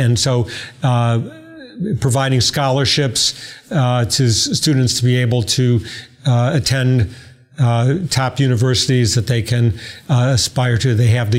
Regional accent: Detroit, Michigan, United States; I grew up in Detroit, so I was very conscious and actually went to a high school named after Henry Ford.

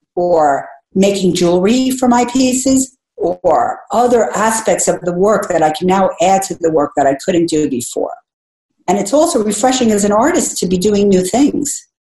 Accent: United States; as an American

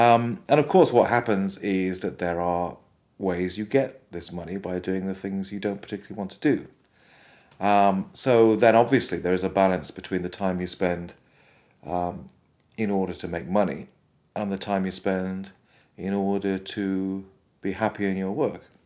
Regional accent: Wales, United Kingdom; Where I grew up in Wales, there was a lot of fantastic government support for music education

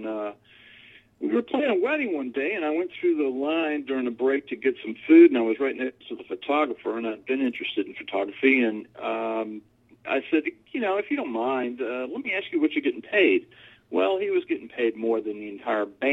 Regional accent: Norfolk, Virginia, United States; I grew up in Norfolk, Virginia. I'm a fourth-generation Norfolkian

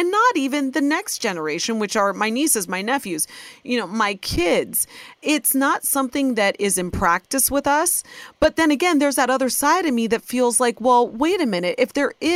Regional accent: Ohio, United States; born or raised there

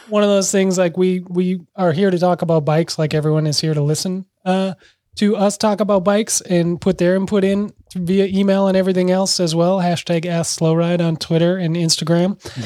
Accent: Minneapolis, Minnesota, United States; this is my hometown, you know, my parents are mere blocks away from huge fires

